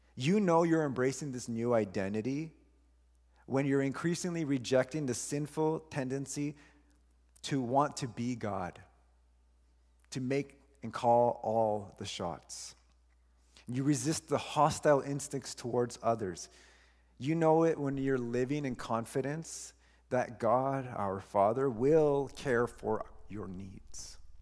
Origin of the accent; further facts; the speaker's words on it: Honduras; I am still from Honduras. I still have that. I don't lose